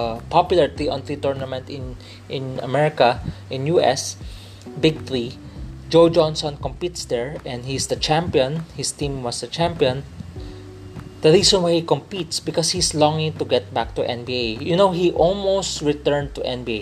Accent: Philippines; I'm a Filipino. Let me clarify, I'm from the Philippines, I'm a Filipino

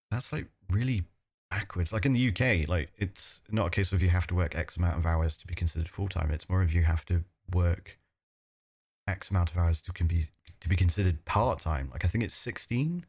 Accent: United Kingdom; as a British person who's used to free healthcare

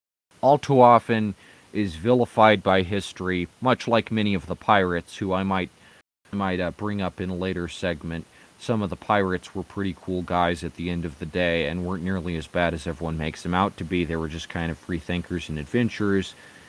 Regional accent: Brooklyn, New York, United States; Boy, I'm from Brooklyn, and this is the most diverse place

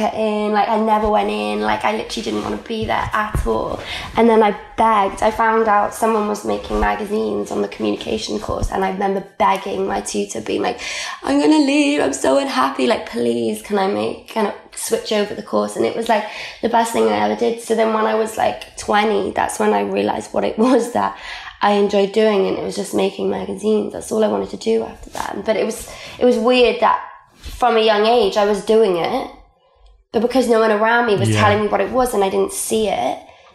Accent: Wales, United Kingdom; first language Welsh; English is a second language; I went to an all Welsh language school, so my first language is actually Welsh. All my education was in Welsh.

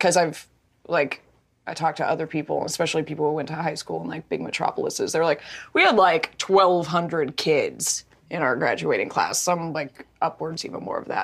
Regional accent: Mount Washington, Kentucky, United States; I grew up in Kentucky

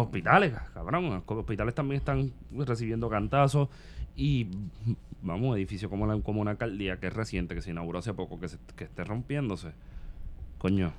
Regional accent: Puerto Rico; somos puertorriqueños también

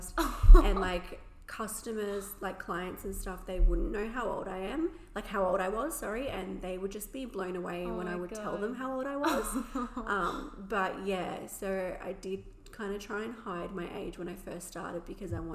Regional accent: Shellharbour, New South Wales, Australia; I am 23 and I'm from Shell Harbour in New South Wales

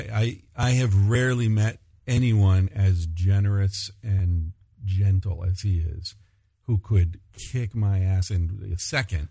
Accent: United States; moved away

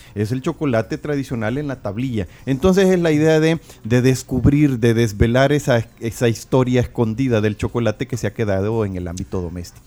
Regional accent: El Salvador; somos como salvadoreños

